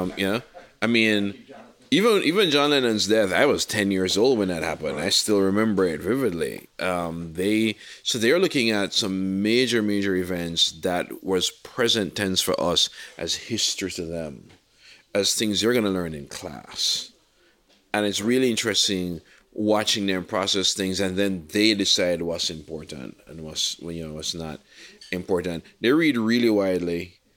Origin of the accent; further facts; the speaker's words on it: Jamaica; growing up in Jamaica